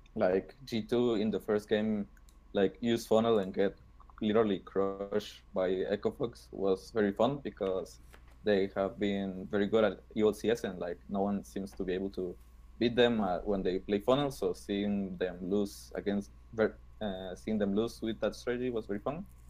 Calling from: Guatemala; I'm calling from Guatemala

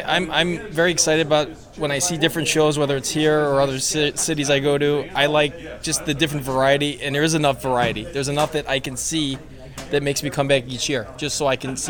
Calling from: Carol Stream, Illinois, United States; I am in Carroll Stream, Illinois.

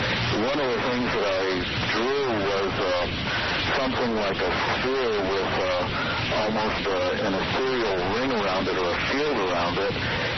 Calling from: Santa Fe, New Mexico, United States; I'm calling from San Fe, New Mexico.

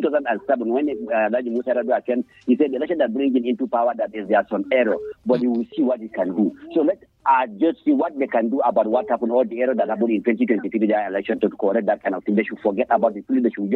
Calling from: Magama, Niger State, Nigeria; from Magama.

